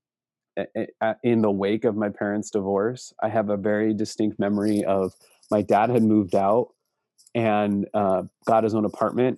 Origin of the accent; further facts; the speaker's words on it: Seattle, Washington, United States; now in Spokane, United States; I grew up in the Seattle area. I was born in downtown Seattle